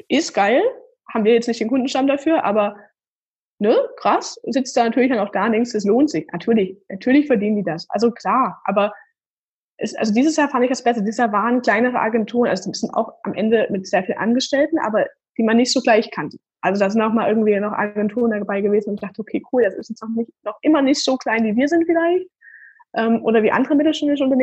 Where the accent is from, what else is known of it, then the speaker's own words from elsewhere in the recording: Leipzig, Saxony, Germany; wir kommen aus Leipzig wir sind auch gar nicht so groß.